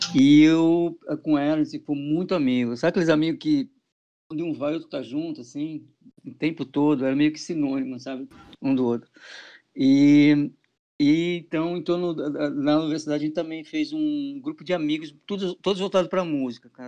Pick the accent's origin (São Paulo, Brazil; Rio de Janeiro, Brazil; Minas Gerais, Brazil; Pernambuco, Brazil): São Paulo, Brazil; interior of; now in Recife, Brazil; desde moleque lá do interior de São Paulo, que eu sou do interior de São, do interior de São Paulo, eu mexia com festa